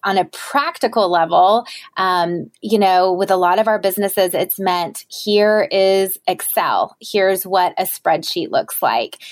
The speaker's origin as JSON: {"language": "English", "region": "the South", "country": "United States", "said": "I am from the South and my mom was a stay at home mom"}